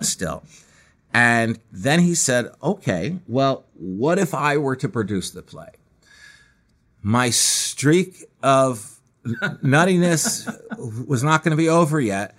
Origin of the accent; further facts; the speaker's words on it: Scarsdale, New York, United States; also born or lived in Manhattan, New York; I was born in Manhattan and lived there until I was eight years old when my family moved to Scarsdale, about thirty, forty minutes outside of Manhattan